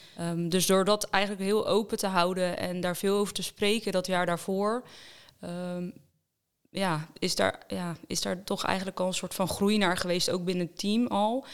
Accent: Roelofarendsveen, South Holland, Netherlands; Ik kom eh, eigenlijk dichtbij hier uit de buurt uh, uit Roervaarnsveen

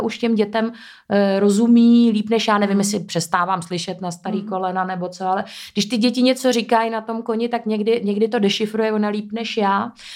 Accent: Ústí nad Labem, Ústí nad Labem Region, Czechia; moved away as an adult; also born or lived in Prague; now in České Středohoří, Czech Republic; já jsem původně z Ústí nad Labem

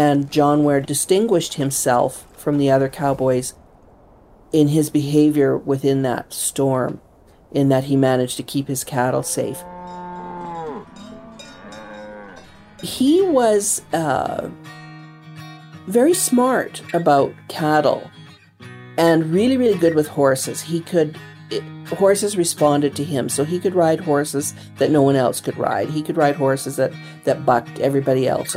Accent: Calgary, Alberta, Canada; growing up in Calgary

